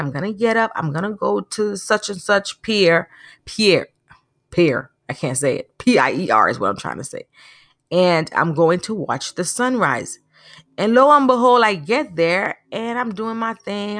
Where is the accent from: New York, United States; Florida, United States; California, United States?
Florida, United States; Naples; moved away; I grew up in a city in Florida called Naples